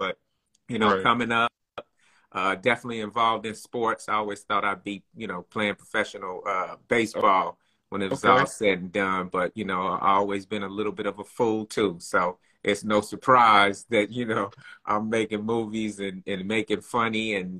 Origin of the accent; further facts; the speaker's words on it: Bakersfield, California, United States; accent: Bakersfield twang; moved away as an adult; now in Los Angeles, United States; Born and raised in Bakersfield, California, man. Born and raised. Been out here in L.A., came out to go to college, Cal State Northridge